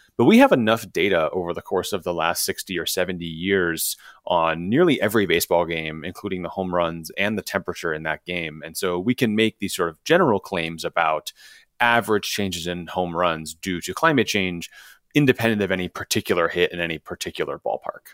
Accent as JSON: {"language": "English", "town": "Chicago", "region": "Illinois", "country": "United States", "tie": "born or raised there"}